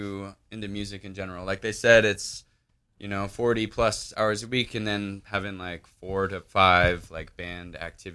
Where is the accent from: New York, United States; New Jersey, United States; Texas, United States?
Texas, United States; Austin; You know, I'm from Austin